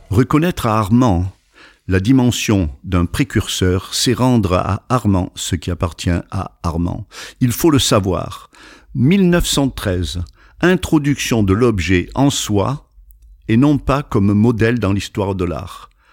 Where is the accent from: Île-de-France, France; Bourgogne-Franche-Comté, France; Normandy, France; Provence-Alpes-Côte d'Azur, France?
Provence-Alpes-Côte d'Azur, France; also born or lived in Le Muy; now in New York, United States; Je suis né dans les Alpes de Haute-Provence, dans un petit village qui n'est même pas un village